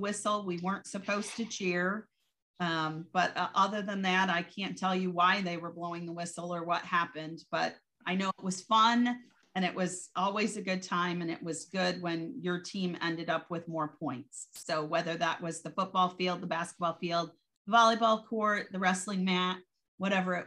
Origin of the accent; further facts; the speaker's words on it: Michigan, United States; my mom actually owned a bakery for about 25 years where I grew up in Michigan